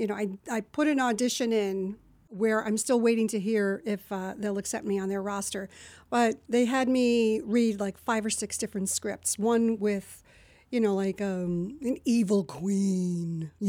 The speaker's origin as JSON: {"language": "English", "region": "New Jersey", "country": "United States", "tie": "born there", "accent": "New Jersey", "said": "I was born in New Jersey, and it took years"}